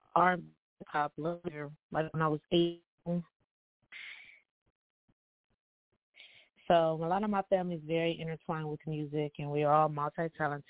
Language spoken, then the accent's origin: English; Toledo, Ohio, United States; I am from Toledo, Ohio. That's where I was born and raised